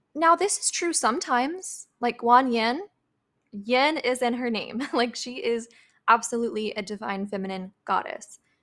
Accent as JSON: {"language": "English", "region": "Midwest", "country": "United States", "tie": "born or raised there", "said": "I was raised in the Midwest"}